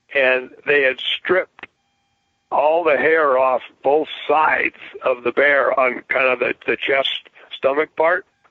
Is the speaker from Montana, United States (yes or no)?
yes; Bozeman, Montana, United States; now in Three Forks, United States; I was born and raised in Bozeman, Montana, and uh, which is just 30 miles away from where I'm at now.